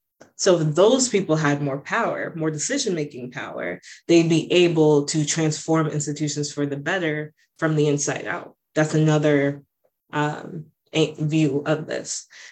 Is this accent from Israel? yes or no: no; Jamaica; now in United States; The fact that environmental injustices harm people like myself, but also people of my family, right? As Jamaican immigrants, as people who are islanders, and so on and so forth. As queer Black women existing in America